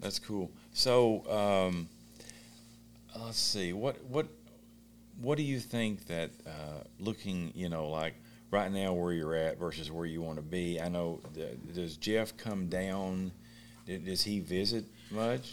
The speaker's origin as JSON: {"language": "English", "town": "Beattyville", "region": "Kentucky", "country": "United States", "moved": "yes", "said": "I'm from Beattyville, Kentucky."}